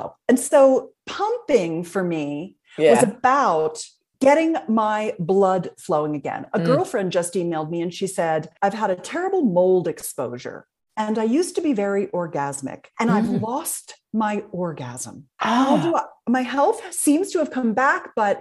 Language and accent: English; Philadelphia, Pennsylvania, United States; I'm from Philadelphia area as well